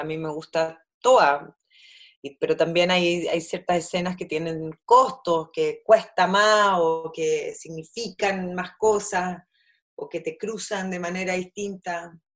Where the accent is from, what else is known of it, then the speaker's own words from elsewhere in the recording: Chile; also born or lived in Easter Island; yo soy chilena